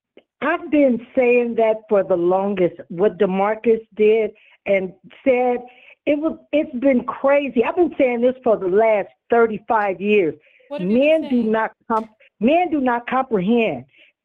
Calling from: California, United States; Hi, Tanya. This is … You know, I'm in California.

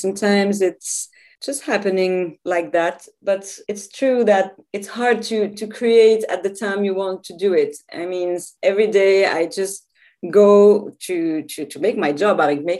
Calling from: Switzerland; So I'm calling from Switzerland. So it's a tiny country, pretty cold like yours, I think.

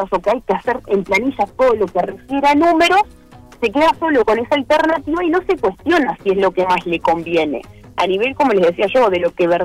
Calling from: Cuchilla Alta, Canelones, Uruguay; de Cuchilla Alta

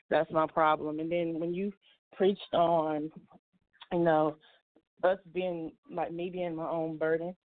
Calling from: Milwaukee, Wisconsin, United States; But I'm coming from Milwaukee, Wisconsin, and I just want to thank you for these calls

